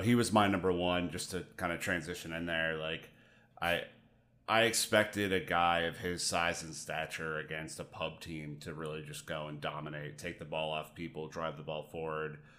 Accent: United States; me being an American

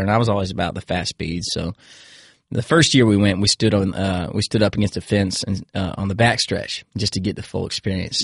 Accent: Williamsburg, Virginia, United States; also born or lived in Indiana; I grew up in Virginia

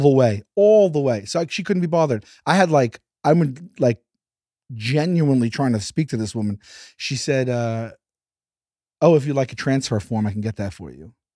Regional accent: New York City, New York, United States; Born and raised in Staten Island, New York.

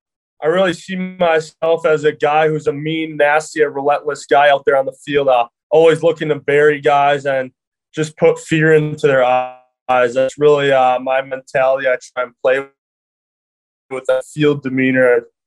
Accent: Wisconsin, United States; I mean, growing up, so I grew up in Wisconsin, obviously, so I had to root for the Packers somewhat

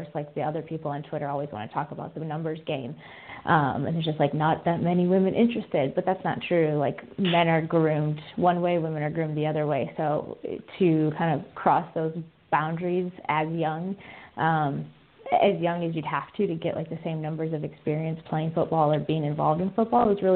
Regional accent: Michigan, United States; I grew up in Michigan

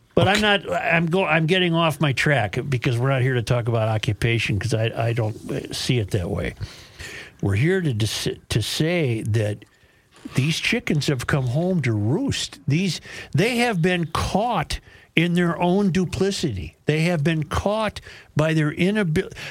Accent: Minnesota, United States; I'm from Minnesota

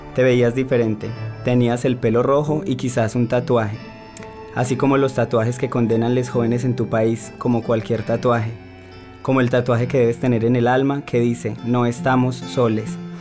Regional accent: Colombia; yo efectivamente soy de Colombia, soy una marica colombiana

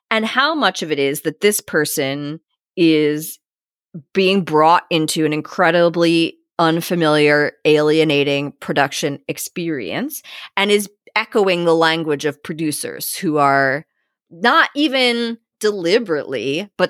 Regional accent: Australia; now in Folkestone, United Kingdom; I'm an Aussie. I enjoyed a successful career as a dentist in Australia.

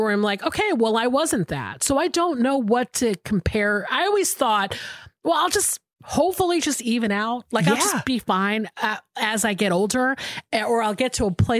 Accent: Atlanta, Georgia, United States; we grew up in Atlanta together

